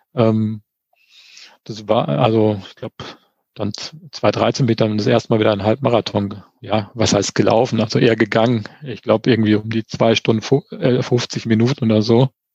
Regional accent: Sauerland, North Rhine-Westphalia, Germany; also born or lived in Finnentrop / Olpe district; now in Eschborn, Germany; ich komme so wie du aus dem tiefsten Sauerland

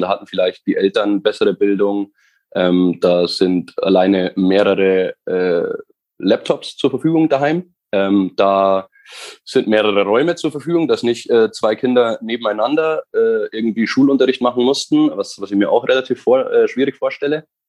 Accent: near Schliersee, Bavaria, Germany; komme mhm. ganz aus dem Süden von Deutschland, wie man vielleicht unschwer, unschwer hören kann. Nein. Und äh, genau, aus der Nähe vom Schliersee

